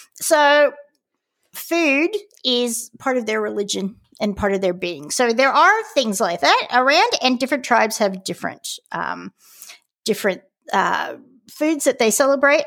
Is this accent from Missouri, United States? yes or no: no; California, United States; now in Australia; we're from California